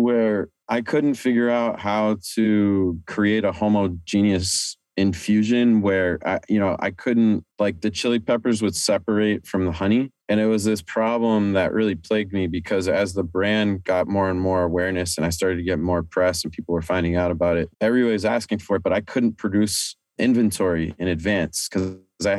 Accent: Amherst, Massachusetts, United States; now in New York City, United States; I grew up in Amherst, Massachusetts

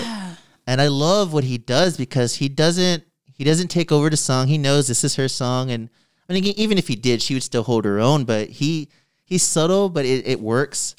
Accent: San Antonio, Texas, United States; also born or lived in Austin; growing up in San Antonio, like, I am a minority that lives in a city where I'm not a minority.

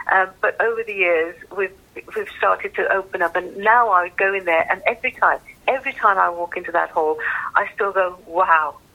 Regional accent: Birmingham, West Midlands, United Kingdom; I'm just almost because I'm a Brummie bottom

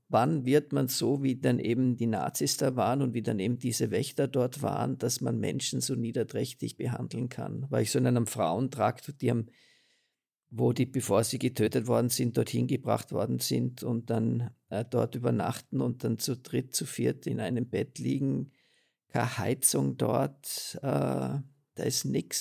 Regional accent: Austria; bei uns in Österreich, in Mauthausen

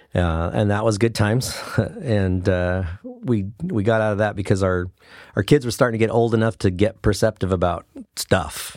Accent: Brookings, Oregon, United States; I grew up in Brookings, Oregon. So that's where I went. My whole school career was there

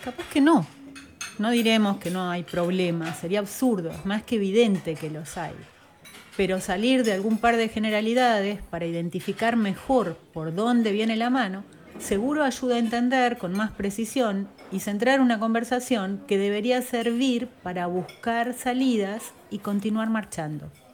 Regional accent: southern Entre Ríos, Argentina; nací y crecí en el sur de Entre Ríos

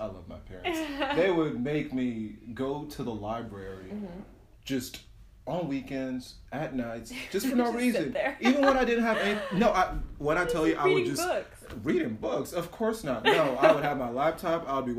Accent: West Windsor, New Jersey, United States; I come from West Windsor. Yeah, I could face anything.

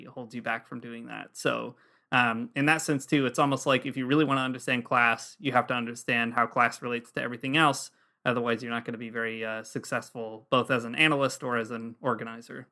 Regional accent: United States; moved away as an adult; now in Toronto, Canada; we're American expats living in Toronto

